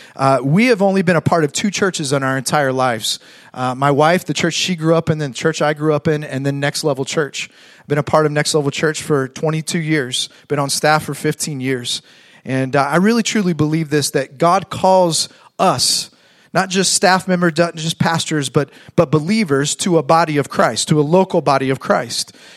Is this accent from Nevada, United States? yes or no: no; Fort Wayne, Indiana, United States; moved away as an adult; now in Fort Myers, United States; I grew up in Fort Wayne, Indiana